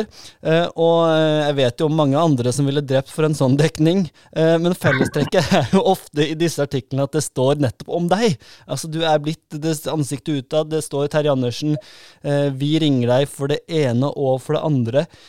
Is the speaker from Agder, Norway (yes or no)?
yes; Grimstad, Agder, Norway; Vi er, er fra Grimstad